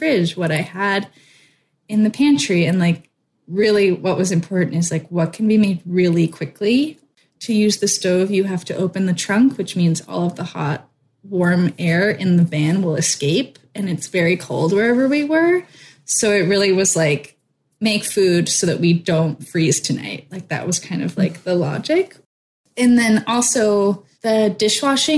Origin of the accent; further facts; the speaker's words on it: West Coast, United States; moved away; I'm from the West Coast